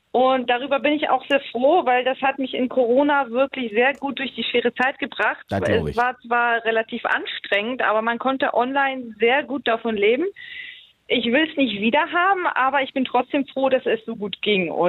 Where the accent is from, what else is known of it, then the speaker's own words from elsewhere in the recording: Poland; born there; Ich bin gebürtige Polin.